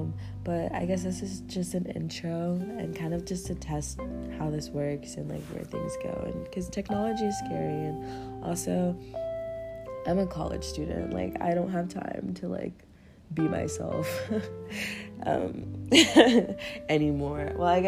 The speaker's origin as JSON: {"language": "English", "region": "Kansas", "country": "United States", "said": "I'm from Kansas. Anyway, Kansas is like the epicenter right now of where all the pollen is, and I'm dying."}